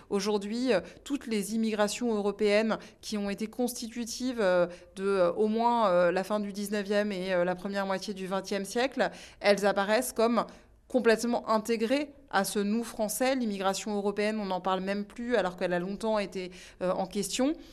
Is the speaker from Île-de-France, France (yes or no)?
yes; Île-de-France, France; born there; Il y a beaucoup plus de sens sri-lankais en moi mais je suis français et puis je suis né ici.